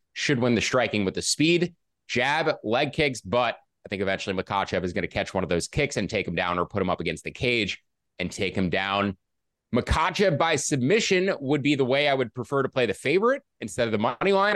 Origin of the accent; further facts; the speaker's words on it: New York City, New York, United States; I am from Queens originally